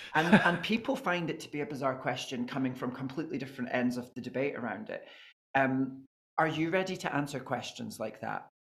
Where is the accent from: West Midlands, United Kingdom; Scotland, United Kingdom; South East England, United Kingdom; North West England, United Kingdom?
Scotland, United Kingdom; I'm Scottish